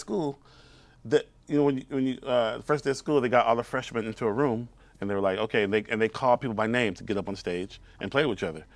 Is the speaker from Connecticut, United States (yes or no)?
no; Houston, Texas, United States; moved away as an adult; also born or lived in Brooklyn; I'm from Houston, Texas